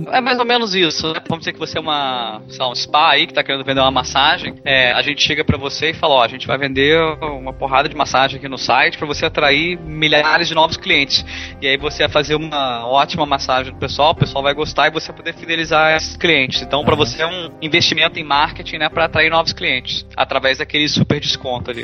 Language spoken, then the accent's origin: Portuguese; Brasília, Federal District, Brazil; moved away as an adult; sou de Brasília, só que em vez de ficar em Brasília pra minha graduação, acabei estudando fora